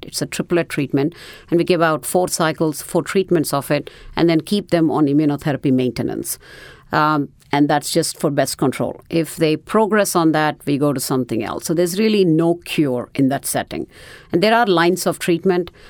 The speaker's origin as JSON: {"language": "English", "country": "India", "also_born_or_lived": "New Orleans", "moved": "as an adult", "lives_now": "United States", "said": "I am originally from India"}